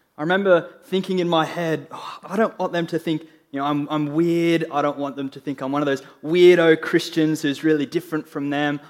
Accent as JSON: {"language": "English", "country": "Australia", "said": "I'm an Australian"}